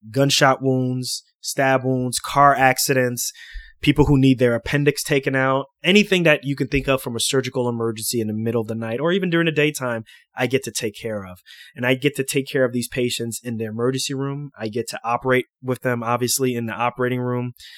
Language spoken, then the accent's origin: English; New York City, New York, United States; I grew up in Queens, New York, a place called Lefrac City